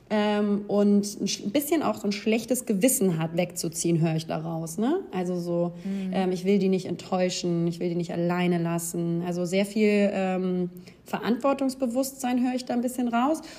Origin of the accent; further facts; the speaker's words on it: Baden-Württemberg, Germany; moved away as an adult; now in Munich, Germany; Ich komme ursprünglich aus der Nähe von Ulm und bin 2016, hier ganz krass die Adresse vorlesen, und bin